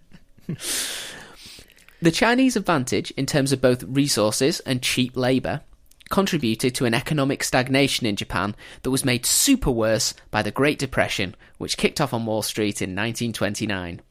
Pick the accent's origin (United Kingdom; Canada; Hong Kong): United Kingdom; England; as an English schoolchild